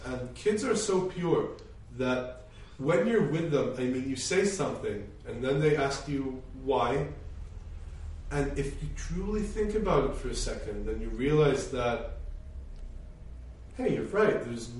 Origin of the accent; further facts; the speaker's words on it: China; My parents were really good. I grew up in so many different environments. My school in China was super significant.